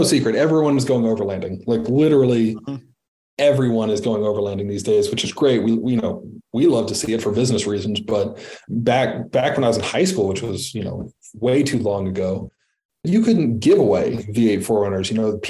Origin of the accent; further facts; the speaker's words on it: Midwest, United States; I'm still a Midwesterner at heart